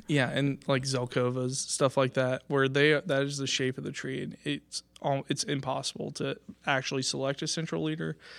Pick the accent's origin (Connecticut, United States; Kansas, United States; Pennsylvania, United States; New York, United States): Kansas, United States; Washington; I'm from the area. I'm up from Washington, uh, Kansas, so just about an hour north of here.